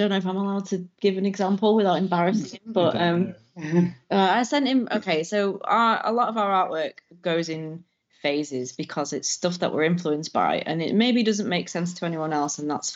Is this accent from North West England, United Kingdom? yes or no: yes; Manchester, North West England, United Kingdom; I'm from Manchester anyway, and I met Chris whilst we were studying